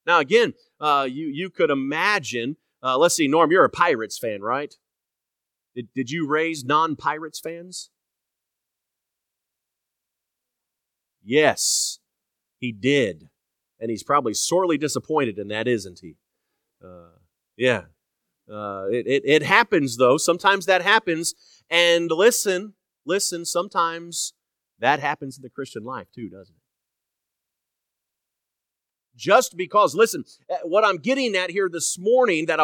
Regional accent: Indianapolis, Indiana, United States; growing up in Indianapolis

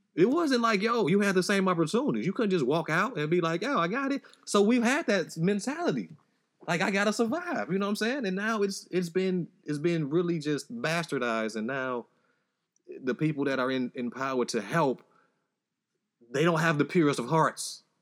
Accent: Chicago, Illinois, United States; I grew up in Chicago, you know, Southside

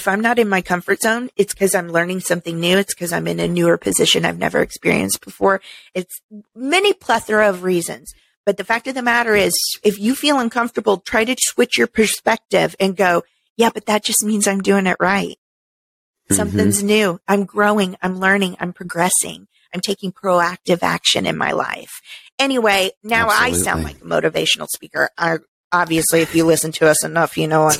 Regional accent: Midwest, United States; moved away; I was raised in the Midwest

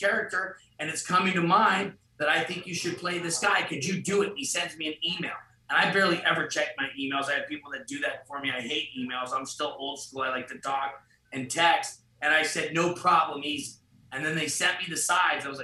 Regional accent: Los Angeles, California, United States; I got to grow up in LA on the streets.

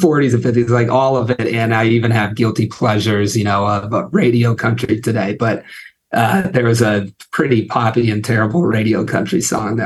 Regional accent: Ohio Valley, United States; moved away as an adult; I grew up in the Ohio Valley where I live now, and to just give people an idea of what that is. My hometown was a minute away from West Virginia and also Pennsylvania

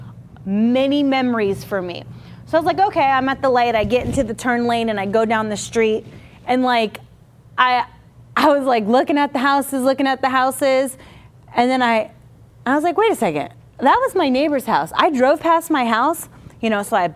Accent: Coconut Creek, Florida, United States; also born or lived in Coral Springs, Florida / Boca Raton, Florida / Virginia Beach, Virginia; I'm originally from South Florida here, this area

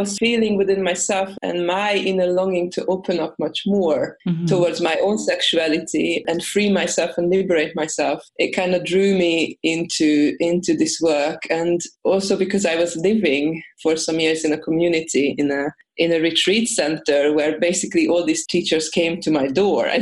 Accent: Hungary; now in Sweden; I'm originally from Hungary, but I live at the moment in Sweden

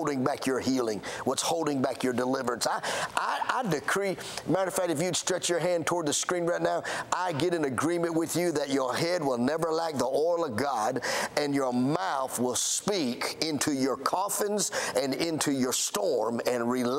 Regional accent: Alabama, United States; I'm from Alabama

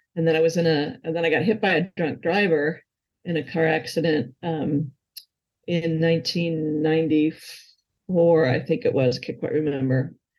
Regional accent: Hamburg, New York, United States; now in Charlottesville, United States; Grew up uh, in a town called Hamburg, New York, outside of Buffalo

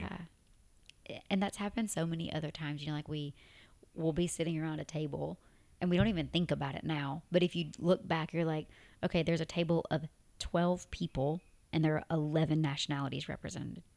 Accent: Tennessee, United States; accent: Tennessee; moved away as an adult; now in Abu Dhabi, United Arab Emirates; I had my Tennessee accent speaking Arabic

